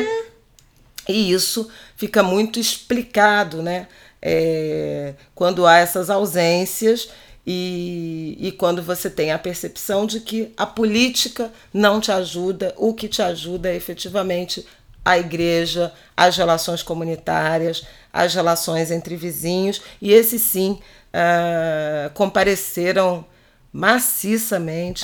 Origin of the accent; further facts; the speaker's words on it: Rio de Janeiro, Brazil; como carioca